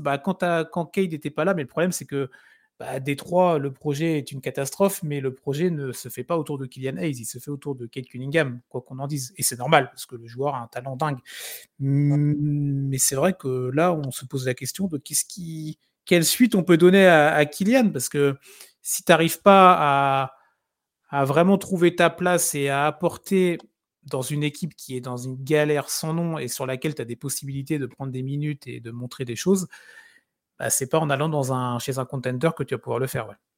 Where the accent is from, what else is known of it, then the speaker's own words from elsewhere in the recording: France; on est français